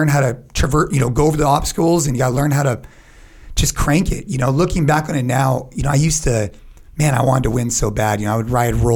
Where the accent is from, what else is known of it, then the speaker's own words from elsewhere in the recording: San Jose, California, United States; I'm from California, Northern California